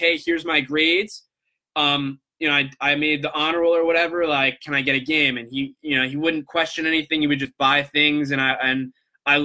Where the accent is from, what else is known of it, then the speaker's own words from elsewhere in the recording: Coral Springs, Florida, United States; also born or lived in Long Island, New York; I grew up in South Florida in the Coral Springs area